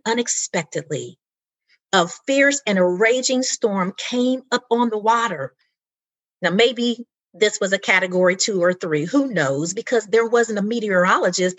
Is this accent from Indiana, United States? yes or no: yes; Indianapolis, Indiana, United States; grew up in the 70s in my hometown of Indianapolis, Indiana